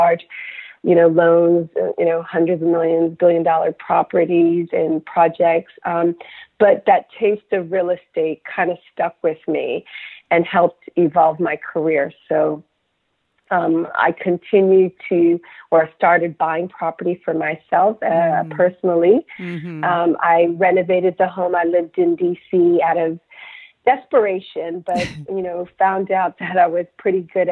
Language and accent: English; Somerset, New Jersey, United States; moved away as an adult; also born or lived in Enugu, Nigeria / Washington, District of Columbia, United States; now in London, United Kingdom; We were born in Nigeria, but we came out as a family, and we grew up in Somerset, New Jersey.